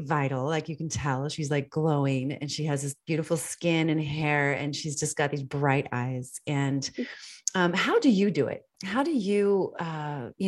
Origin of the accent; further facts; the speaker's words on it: D.C., Northern Virginia, United States; It was in Northern Virginia. I grew up outside of Washington, D.C.